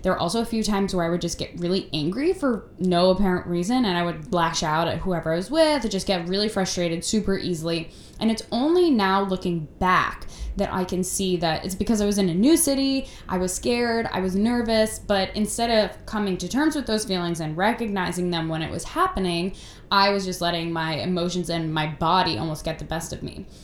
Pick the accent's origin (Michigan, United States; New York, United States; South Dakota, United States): New York, United States; I grew up in New York, where I still live now